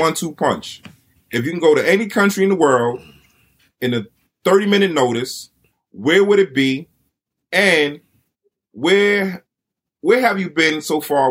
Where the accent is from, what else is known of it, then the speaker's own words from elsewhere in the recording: United States; being that we're from the States